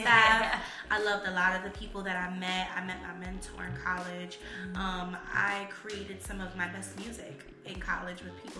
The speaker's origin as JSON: {"language": "English", "town": "Bronx", "region": "New York", "country": "United States", "tie": "born or raised there", "said": "So growing up in the Bronx, just I went to Kipps Bay Boys and Girls Club."}